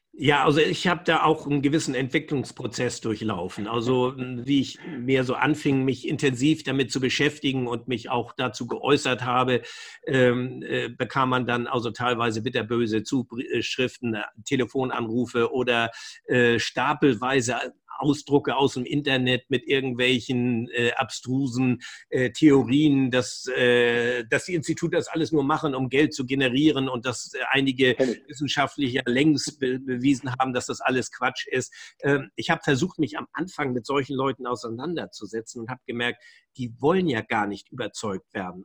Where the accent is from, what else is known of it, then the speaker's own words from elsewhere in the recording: Germany; bei uns in Deutschland